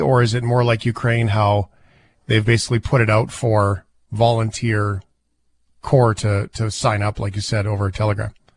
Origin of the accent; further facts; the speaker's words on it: Fort McMurray, Alberta, Canada; I live in Alberta. I grew up in Fort McMurray.